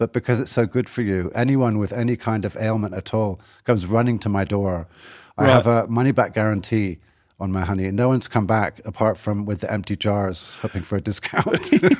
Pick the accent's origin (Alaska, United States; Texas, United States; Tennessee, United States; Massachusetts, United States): Massachusetts, United States; Boston; I'm from Boston originally.